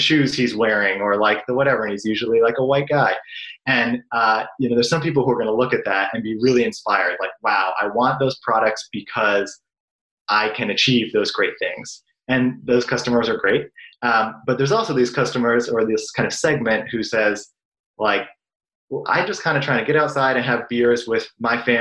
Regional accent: Brookline, Massachusetts, United States; also born or lived in Chicago / Somerville, Massachusetts; I grew up in Boston in a town called Brookline within walking distance of Fenway Park

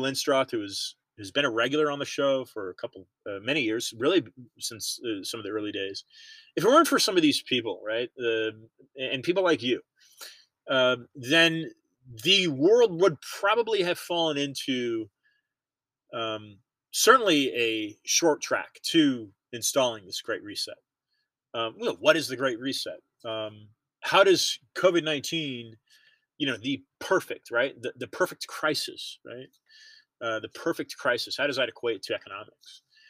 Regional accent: United States; I'm simply an American

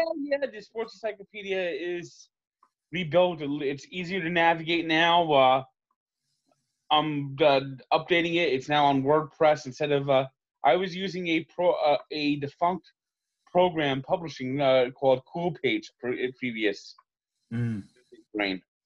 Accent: New Jersey, United States; I'm from New Jersey.

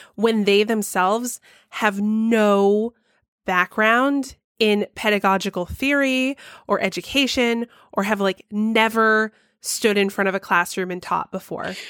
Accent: Georgia, United States; my home state of Georgia

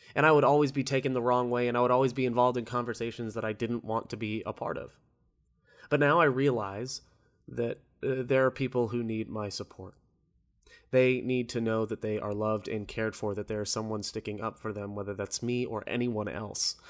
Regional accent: Orlando, Florida, United States; I'm from Orlando

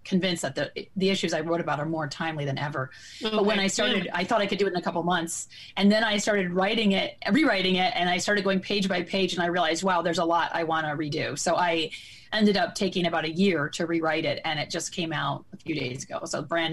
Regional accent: Michigan, United States; moved away; I'm originally from the Midwest. I'm from Michigan, and I was one of those kids that grew up out in nature

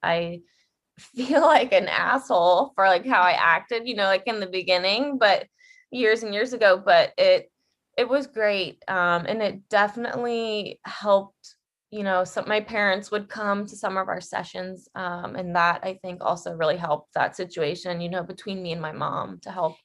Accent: Ohio, United States; now in Los Angeles, United States; I am currently living in Los Angeles, but I am from the Midwest at heart. I'm an Ohio girl

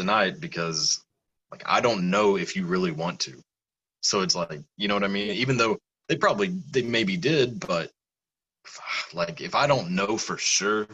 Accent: the South, United States; I'm from the South

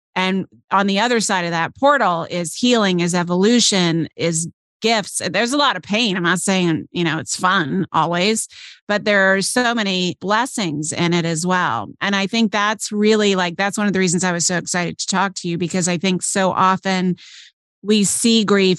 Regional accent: Chicago, Illinois, United States; moved away; we're both from Chicago. We met actually after I moved away from Chicago out here

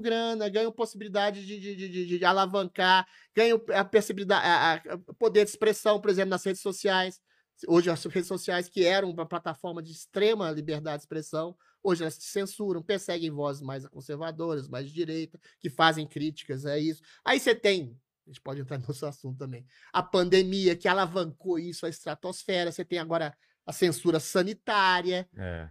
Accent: Belo Horizonte, Minas Gerais, Brazil; now in São Paulo, Brazil; Na minha cidade natal, Belo Horizonte

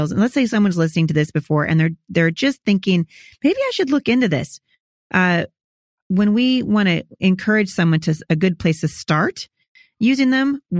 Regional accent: Pacific Northwest, United States; also born or lived in Chattanooga; I'm from the Pacific Northwest, but I travel all the time with my family.

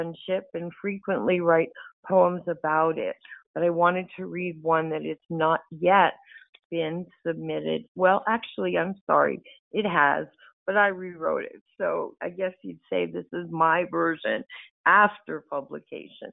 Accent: Delaware, United States; I'm from the United States, from Delaware.

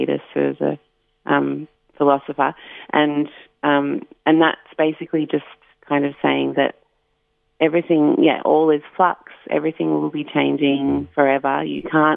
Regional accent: Warrandyte, Victoria, Australia; I grew up in Warrandyte, and so I was always at the river

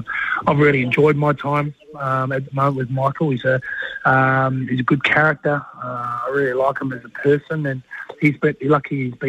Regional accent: New Zealand; I'm the Kiwi

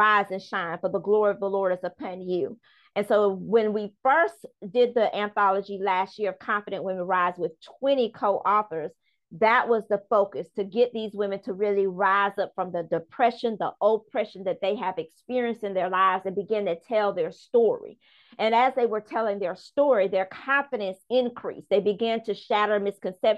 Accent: Charleston, South Carolina, United States; also born or lived in Bronx, New York; I'm originally from the Bronx, New York, where my grandmother raised me up until I was 5 years old. And then my parents migrated to Charleston, South Carolina.

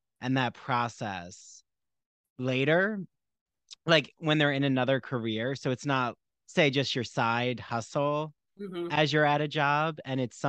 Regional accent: New Jersey, United States; moved away as an adult; also born or lived in Long Island; now in Port Jefferson, United States; I grew up in South Jersey by Philadelphia

